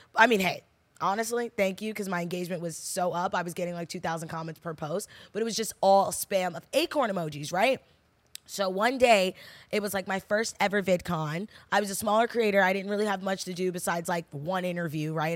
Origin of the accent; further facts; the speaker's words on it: New Jersey, United States; I'm from New Jersey